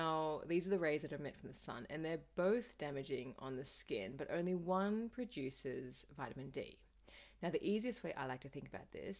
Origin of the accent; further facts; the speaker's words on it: Australia; As a child growing up in Australia